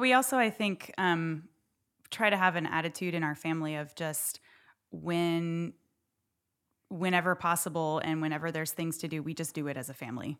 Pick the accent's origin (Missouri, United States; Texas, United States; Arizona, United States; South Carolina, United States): Texas, United States; Houston; also born or lived in Dallas-Fort Worth, Texas / central Pennsylvania; now in Nacogdoches, United States; I grew up in Houston